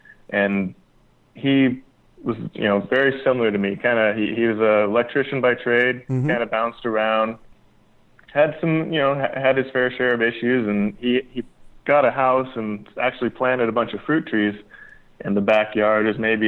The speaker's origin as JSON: {"language": "English", "region": "California", "country": "United States", "tie": "born or raised there", "also_born_or_lived": "Las Vegas, Nevada", "lives_now": "Oxnard, United States", "said": "I grew up in California and, you know, Las Vegas"}